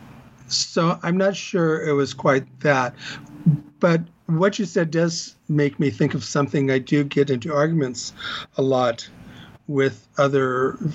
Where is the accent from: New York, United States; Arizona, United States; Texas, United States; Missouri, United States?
Texas, United States; Corpus Christi; moved away as an adult; also born or lived in Austin, Texas / Chicago, Illinois; now in Los Angeles, United States; I grew up in Corpus Christi, Texas, went to school at U of T at Austin, moved to Chicago for about 20 years, and then moved here